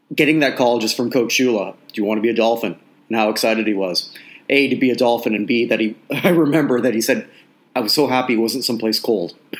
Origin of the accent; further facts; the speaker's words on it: Toronto, Ontario, Canada; I grew up in Toronto